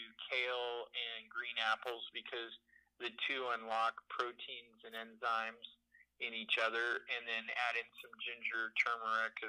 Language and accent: English; Portland, Oregon, United States; I'm from Portland.